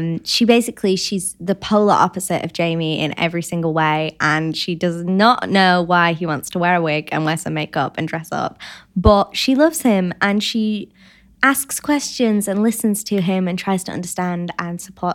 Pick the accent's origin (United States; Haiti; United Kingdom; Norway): United Kingdom; Bolton, North West England; I'm from Bolton in England.